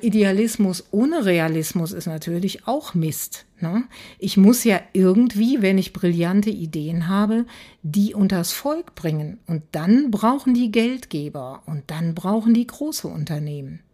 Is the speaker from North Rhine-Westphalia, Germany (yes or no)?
yes; Aachen, North Rhine-Westphalia, Germany; ich komme aus Aachen